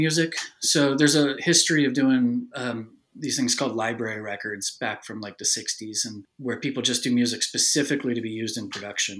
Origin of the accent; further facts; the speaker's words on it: Humboldt County, California, United States; moved away; also born or lived in Santa Cruz, California; my hometown of like Humboldt County